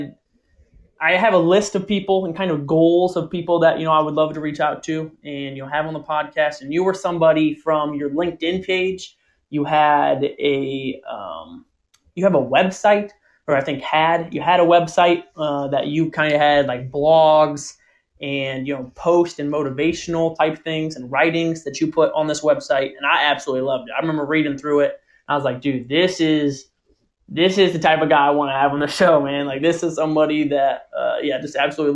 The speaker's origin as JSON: {"language": "English", "town": "Pettisville", "region": "Ohio", "country": "United States", "tie": "born or raised there"}